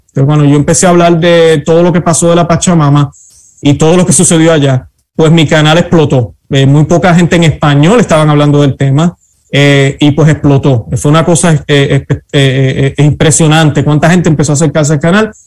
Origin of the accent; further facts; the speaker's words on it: Puerto Rico; now in United States; siempre he sido católico, nací católico en Puerto Rico